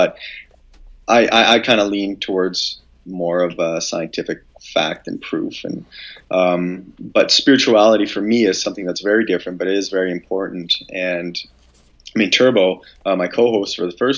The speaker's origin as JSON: {"language": "English", "town": "London", "region": "Ontario", "country": "Canada", "tie": "born or raised there", "also_born_or_lived": "Canadian Rockies", "moved": "yes", "said": "I grew up in London, Ontario. That's where our family house is."}